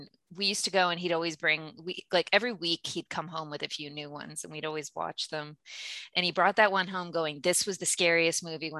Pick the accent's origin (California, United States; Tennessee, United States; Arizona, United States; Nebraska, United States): California, United States; Los Angeles; moved away as an adult; also born or lived in Florida / New Zealand; I grew up in the Valley.